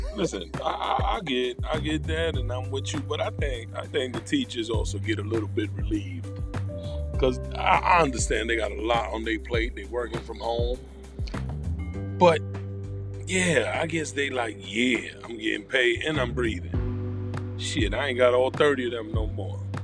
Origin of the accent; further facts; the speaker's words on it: New York, United States; We're from New York. We say it all the time